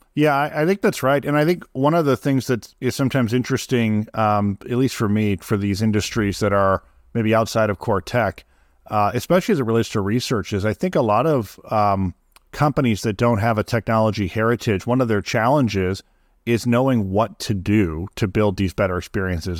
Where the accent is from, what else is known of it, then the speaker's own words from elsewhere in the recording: Midwest, United States; I grew up in the Midwest.